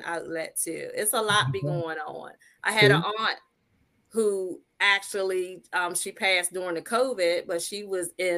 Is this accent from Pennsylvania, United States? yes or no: no; Talbot County, Maryland, United States; I am the Eastern Shore of Maryland. I'm in a small town that's Fellowsburg, Maryland, but I grew up in Talbot County, Maryland.